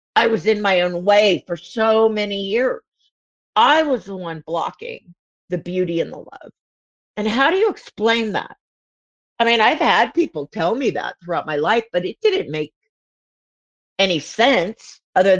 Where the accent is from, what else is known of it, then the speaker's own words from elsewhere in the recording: Southern California, United States; I'm like not from the South, but I'm from Southern California